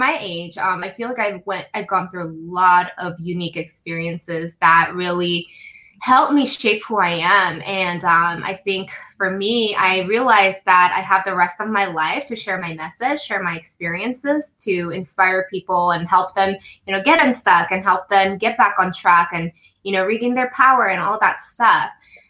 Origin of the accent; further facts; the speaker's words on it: Denver, Colorado, United States; now in California, United States; So I grew up in Denver and, you know, at the time my parents were very strict